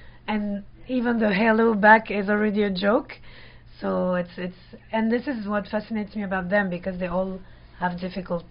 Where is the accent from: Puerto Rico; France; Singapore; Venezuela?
France; I was born in France.